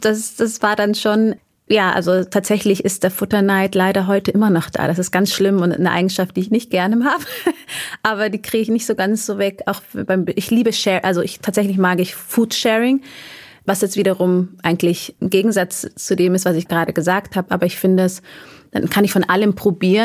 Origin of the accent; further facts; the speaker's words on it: Erding, Bavaria, Germany; also born or lived in Munich; Ich bin in Erding geboren. Ähm, das ist ein Vorort von München. Und äh, da auch groß geworden, bis ich neun war. Und dann sind wir mit der Familie nach München gezogen. Also ich bin eigentlich durch und durch Bayerin